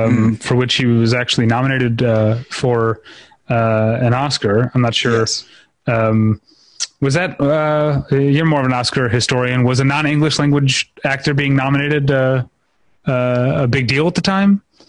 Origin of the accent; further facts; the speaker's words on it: United States; my American blindness.